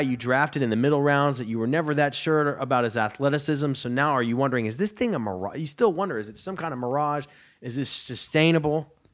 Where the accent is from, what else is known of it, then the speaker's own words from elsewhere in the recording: near Plano, Texas, United States; I'm from right down the road in Plano